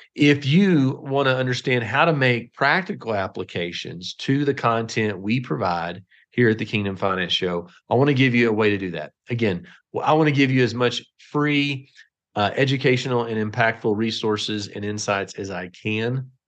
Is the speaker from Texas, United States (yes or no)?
yes; Texas, United States; I'm from Texas